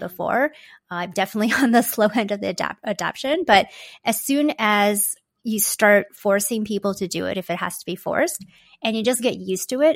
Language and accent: English; Toronto, Ontario, Canada; also born or lived in Hong Kong; My parents and I moved here when I was just a baby. So I feel like I grew up in Canada, although technically I was an immigrant.